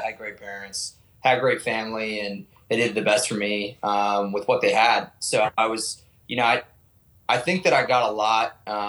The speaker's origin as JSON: {"language": "English", "town": "Nashville", "region": "Tennessee", "country": "United States", "lives_now": "Virginia Beach, United States", "said": "Yeah, man, 25, and I am currently living in Virginia Beach. And I'm from Tennessee, Nashville, Tennessee, originally."}